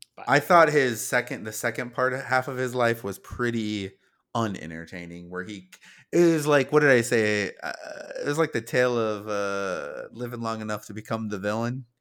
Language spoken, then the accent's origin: English; South Dakota, United States; we're from South Dakota